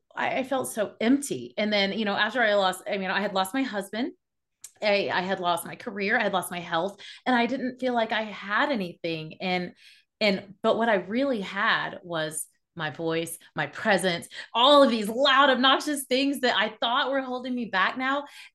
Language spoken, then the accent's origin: English; the Bible Belt, United States; There weren't any actors there were no entrepreneurs, like everyone, we're from the Bible Belt.